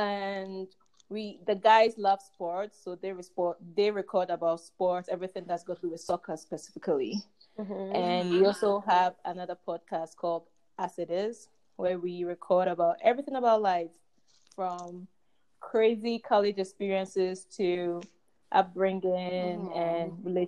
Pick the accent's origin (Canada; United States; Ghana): Ghana; I'm from Ghana, and I'm a student at BYU Idaho.